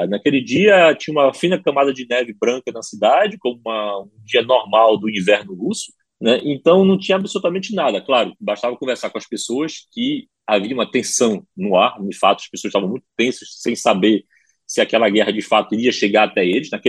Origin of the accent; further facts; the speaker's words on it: Ukraine; Portuguese is a second language; Mas a primeira agressão que nós sofremos, eh, como ucranianos, foi em março de 2014